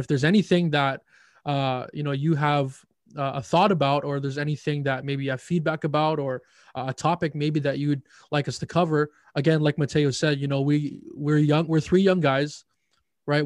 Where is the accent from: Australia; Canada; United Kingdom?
Canada; Winnipeg, Manitoba; I am from the great city of Winnipeg, Manitoba